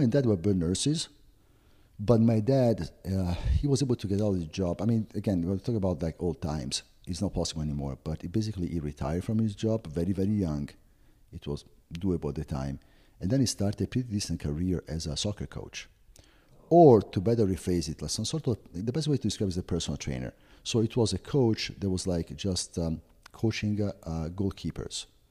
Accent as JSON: {"language": "English", "town": "Florence", "region": "Tuscany", "country": "Italy", "tie": "born or raised there", "second_language": "English", "moved": "as an adult", "lives_now": "United States", "said": "I was born and raised in Florence"}